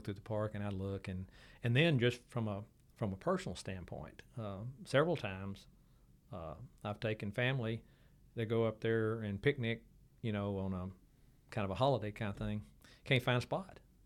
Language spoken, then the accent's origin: English; Waco, Texas, United States; I was from Waco